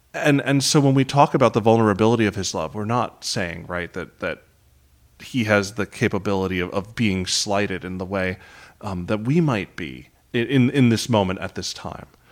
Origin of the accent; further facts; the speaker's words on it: New York City, New York, United States; also born or lived in Manhattan; I grew up in Queens